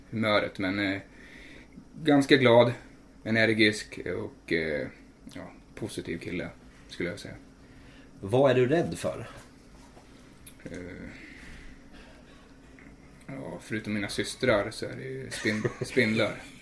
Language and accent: Swedish; Nyköping, Södermanland, Sweden; Jag är 21. Var växte du upp? Eh, jag är här från Nyköping, en liten typ för, eller by. Enstaberga ligger en mil utanför Nyköping. Så jag är därifrån. Vart bor du nu? Just nu bor jag ju nära här, Brandholmen faktiskt.